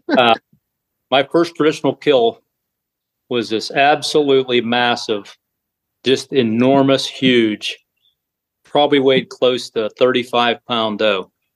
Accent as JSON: {"language": "English", "town": "New Castle", "region": "Pennsylvania", "country": "United States", "said": "I am from Newcastle, Pennsylvania."}